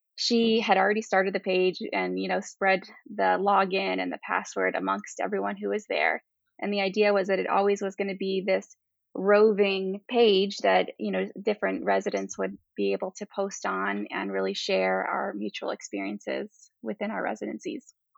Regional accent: Miami, Florida, United States; moved away as an adult; also born or lived in New York; now in Michigan, United States; I'm from Miami, Florida

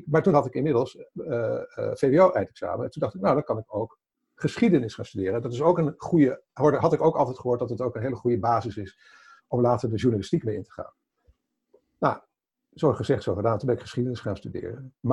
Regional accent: Haaksbergen, Overijssel, Netherlands; Kom uit Haaksbergen? Dat is eh, de nee, later waar ik ben geboren.

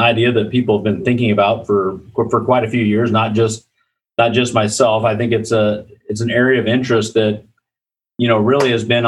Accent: Iowa, United States; I grew up in Iowa. I'm an Iowa native

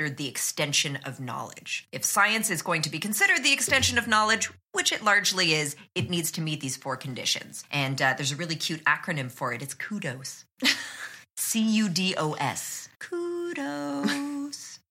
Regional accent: Canada; I'm Canadian

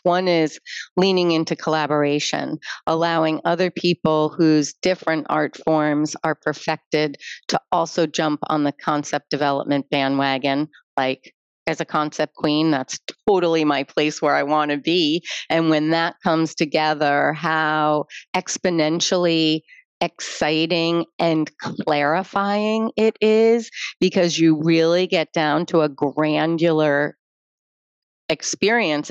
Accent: United States; I put myself as an American in that space.

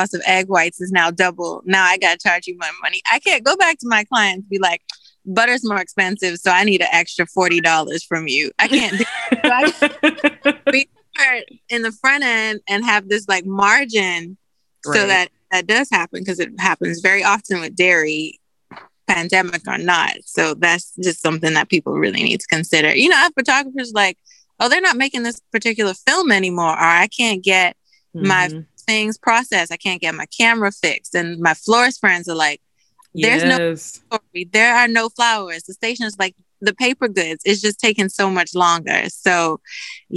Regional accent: Bahamas; moved away; I'm from the Bahamas

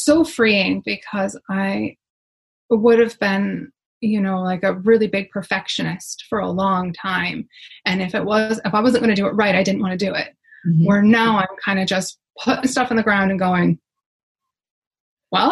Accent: Michigan, United States; moved away as an adult; now in Ireland; I grew up in Michigan

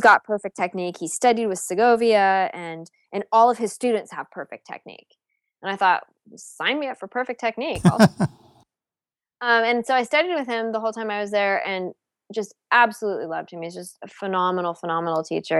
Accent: Palo Alto, California, United States; moved away as an adult; also born or lived in New England / Houston / Cleveland; I'm from California originally. I'm from Palo Alto. Um, I, I actually went to high school with like the girls from the … and stuff.

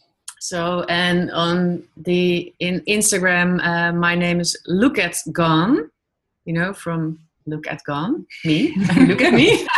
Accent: Amsterdam, North Holland, Netherlands; now in Diemen, Netherlands; we're from Amsterdam.

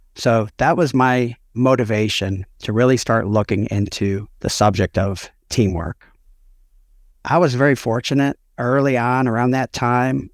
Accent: Chicago suburbs, Illinois, United States; I grew up outside Chicago, Chicago suburbs.

